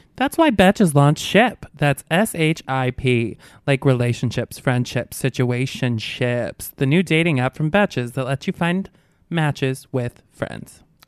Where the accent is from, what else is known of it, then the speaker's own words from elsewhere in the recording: Albany, New York, United States; moved away; I'm from upstate, from Albany